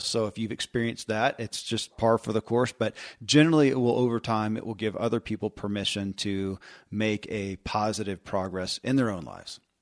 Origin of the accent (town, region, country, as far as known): Kentucky, United States; born or raised there